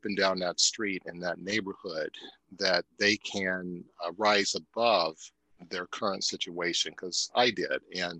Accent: Cincinnati, Ohio, United States; moved away; that path of life started in a pretty impoverished community in Cincinnati, Ohio

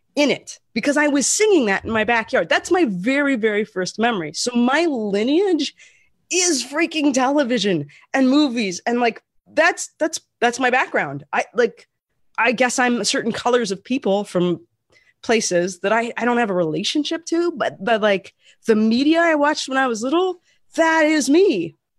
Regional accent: Portland, United States; moved away as an adult; also born or lived in Las Vegas; I grew up in Portland

